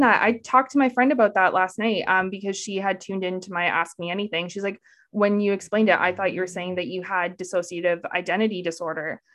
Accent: Canada; I'm Canadian

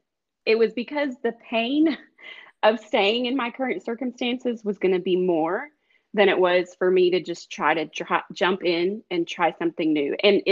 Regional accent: the West, United States; And a lot of them were mailed out because I'm not from Georgia. I'm from all over out west.

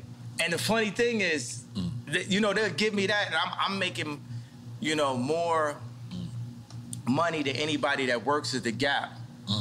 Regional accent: Chicago, Illinois, United States; born or raised there; also born or lived in Atlanta, Georgia

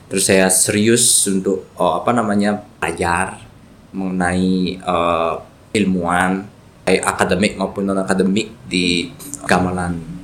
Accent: Ubud, Bali, Indonesia; saya juga dari Ubud Perang Tegal

